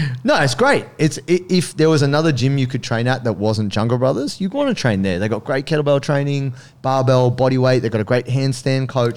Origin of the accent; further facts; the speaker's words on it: Sydney, New South Wales, Australia; moved away as an adult; also born or lived in Blue Mountains / Melbourne; I grew up in Sydney as a teenager